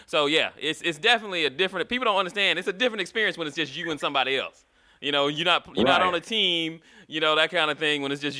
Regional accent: Florida, United States; We had a pool when I was a kid. I'm from Florida. Everybody has a pool.

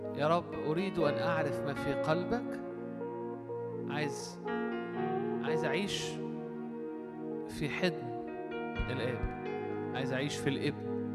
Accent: Alexandria, Alexandria Governorate, Egypt; احنا عندنا في اسكندرية

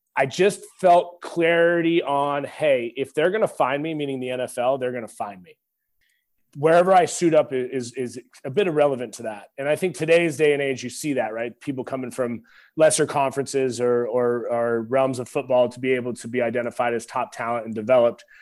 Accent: Pacific Northwest, United States; moved away as an adult; now in Texas, United States; growing up in the Pacific Northwest

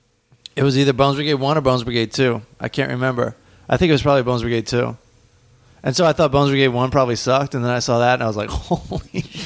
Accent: Southern Maryland, United States; I grew up in Southern Maryland.

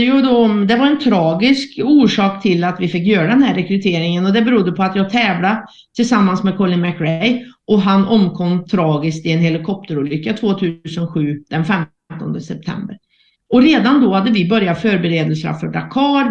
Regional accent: Värmland, Sweden; accent: Värmland dialect; jag är ju född och uppvuxen i Värmland och det hörs ju på dialekten.

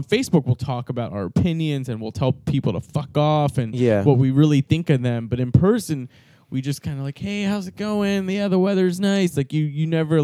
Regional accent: United States; I'm born here. I'm American

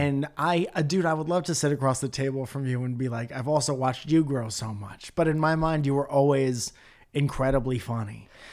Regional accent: Connecticut, United States; moved away; I'm from Connecticut.

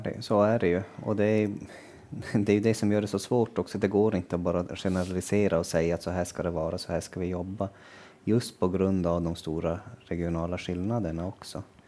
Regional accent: Kiruna area, Norrbotten County, Sweden; hemma i Kirunaområdet

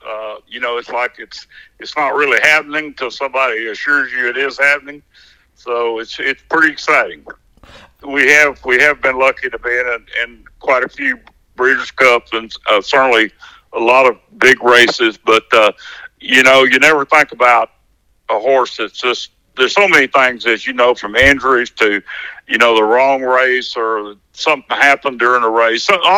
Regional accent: Arkansas, United States; I'm from Arkansas, born here.

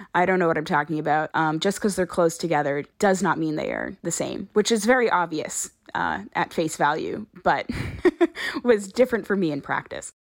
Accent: Brockton, Massachusetts, United States; moved away as an adult; now in Rhode Island, United States; I'm from Brockton, Massachusetts.

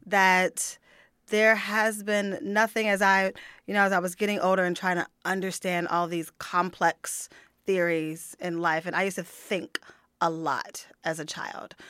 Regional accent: United States; moved away as an adult

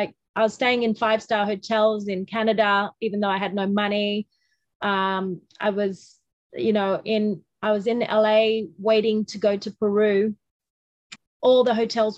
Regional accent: Australia; we're Australian

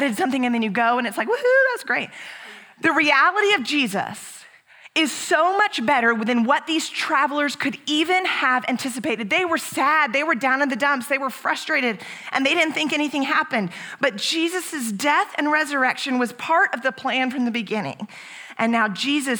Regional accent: Houston, Texas, United States; now in San Antonio, United States; that was our pastor growing up in Houston

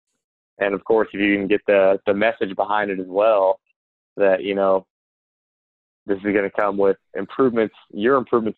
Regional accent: Wisconsin, United States; I was born in Wisconsin.

